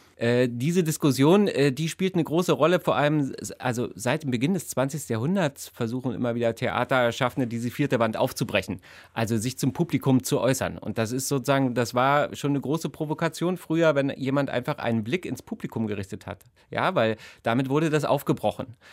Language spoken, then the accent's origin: German; GDR, East Germany, Germany; ich bin in der DDR groß geworden